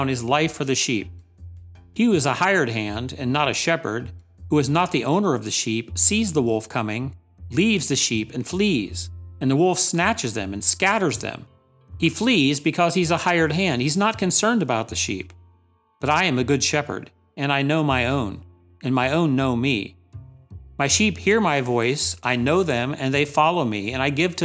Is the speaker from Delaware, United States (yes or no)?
yes; Delaware, United States; I'm from Delaware, tiny small state.